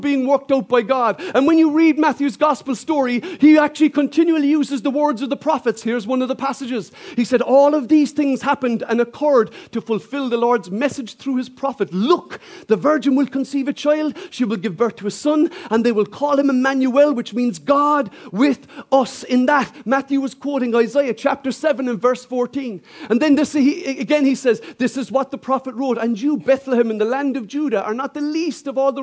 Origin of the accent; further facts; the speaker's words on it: Ireland; I'm not English, I'm Irish